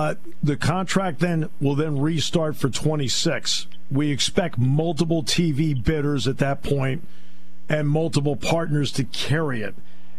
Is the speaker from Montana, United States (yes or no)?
no; Connecticut, United States; I grew up in Connecticut.